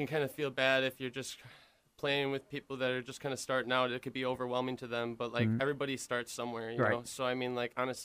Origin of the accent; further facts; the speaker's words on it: Kenosha County, Wisconsin, United States; also born or lived in Milwaukee, Wisconsin; I just live in Kenosha County